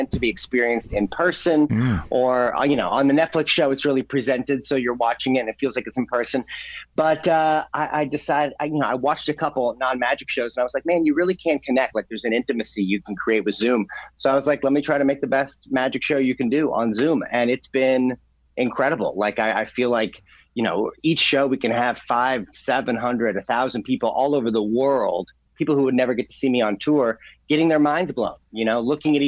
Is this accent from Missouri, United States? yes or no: yes; Missouri, United States; I'm from Missouri, I'm a border state. I'm allowed to call it dressing.